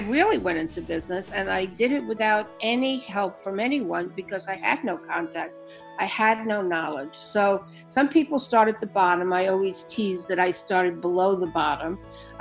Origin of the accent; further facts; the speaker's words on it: New York City, New York, United States; I'm born and raised in Brooklyn